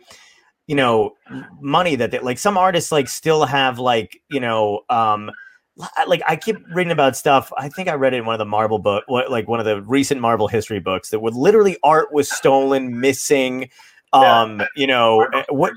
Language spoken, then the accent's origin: English; New York City, New York, United States; I was born in Brooklyn